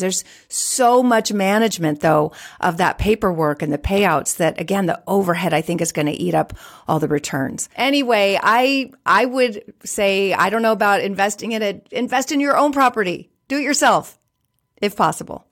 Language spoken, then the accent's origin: English; California, United States; I was born and raised in California